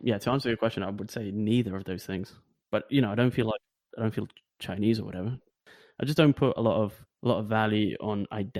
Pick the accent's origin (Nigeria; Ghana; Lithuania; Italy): Lithuania; now in United Kingdom; not feeling like I'm from Lithuania or not feeling that I'm from here always gives you this kind of, you know, maybe freedom